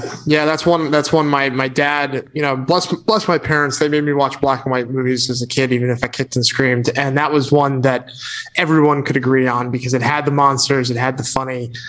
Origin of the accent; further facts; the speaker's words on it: Connecticut, United States; I grew up in Connecticut, which is just down the road from New York and Sleepy Hollow